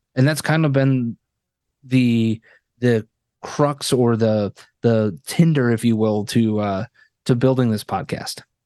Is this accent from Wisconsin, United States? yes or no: yes; Wisconsin, United States; now in Chicago, United States; born and raised in Wisconsin